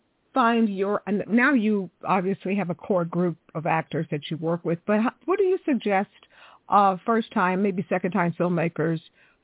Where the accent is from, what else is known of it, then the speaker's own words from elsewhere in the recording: Houston, Texas, United States; moved away; also born or lived in Dallas, Texas / Long Beach; I'm from Texas also, so we got two Texas girls. Yeah. I was born in Dallas, raised in Houston.